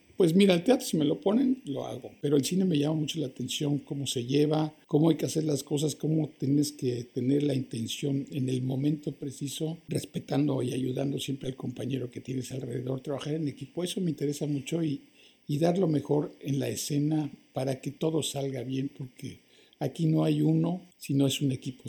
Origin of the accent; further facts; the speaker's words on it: Mexico; moved away as an adult; also born or lived in Toronto, Canada; now in Canada; habíamos muy pocos mexicanos solteros, hombres aquí.